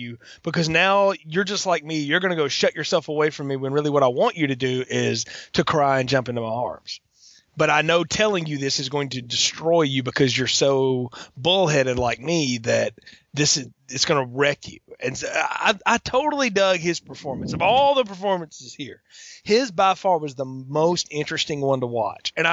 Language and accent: English; the South, Southern United States, United States; as a Southerner growing up